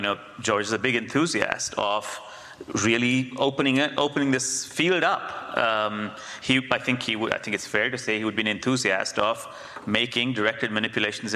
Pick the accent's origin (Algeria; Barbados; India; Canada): India; moved away; I grew up in India, the cultural brain